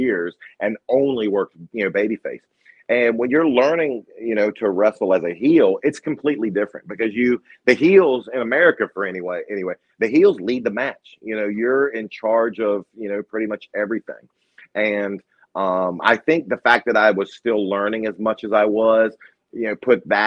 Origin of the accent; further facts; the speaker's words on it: Virginia, United States; I grew up in Virginia in the country